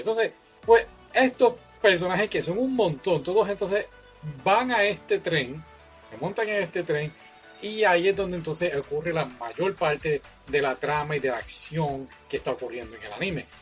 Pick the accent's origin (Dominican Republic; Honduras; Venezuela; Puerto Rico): Puerto Rico; los puertorriqueños tenemos nuestro acento